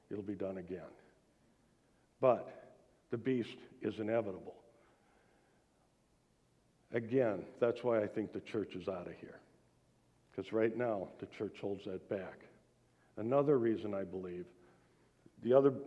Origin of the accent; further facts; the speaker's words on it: United States; born in the United States.